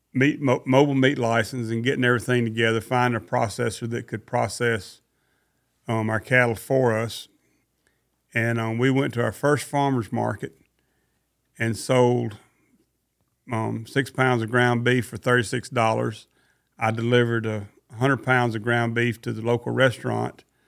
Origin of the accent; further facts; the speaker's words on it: Mississippi, United States; now in Forsyth, United States; I come from Mississippi, and my daddy had a lot of ear cattle.